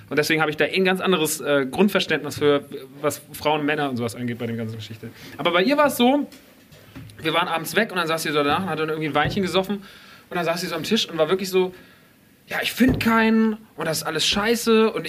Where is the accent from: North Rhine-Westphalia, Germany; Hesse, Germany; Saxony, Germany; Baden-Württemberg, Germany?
Hesse, Germany; Rodgau; wir sind ja im Rottgau groß geworden, also mitten auf dem Land.